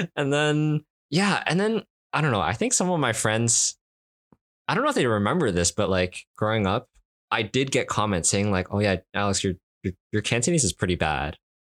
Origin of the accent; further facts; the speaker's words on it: Canada; accent: Canadian English; first language Cantonese; I'm, I'm Canadian